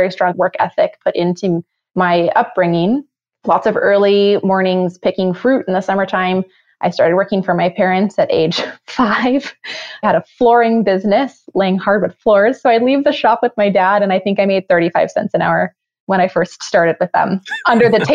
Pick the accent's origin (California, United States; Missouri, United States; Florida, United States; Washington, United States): Washington, United States; central; I grew up in a fairly rural community. We're the biggest small town in central Washington